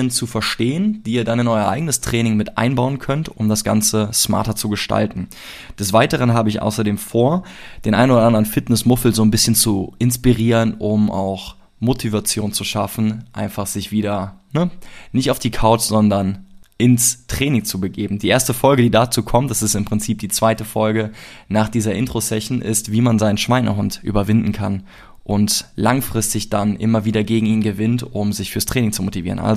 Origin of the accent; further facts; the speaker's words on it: Cologne, North Rhine-Westphalia, Germany; ich komme aus Köln